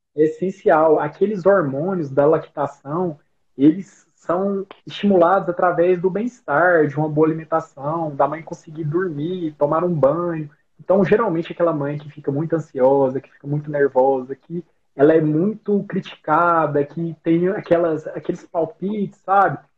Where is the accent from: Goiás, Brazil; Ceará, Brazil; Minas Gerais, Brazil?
Goiás, Brazil; Rio Verde; accent: R puxado; moved away as an adult; also born or lived in Goiânia; now in Brasília, Brazil; eu sou de Rio Verde, Goiás. É, eu já mudei de lá já tem um bom tempo.